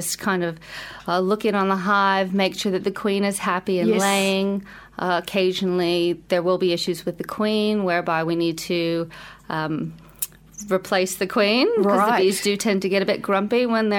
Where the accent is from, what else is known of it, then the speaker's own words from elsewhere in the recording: United States; moved away as an adult; now in Wellington, New Zealand; as an American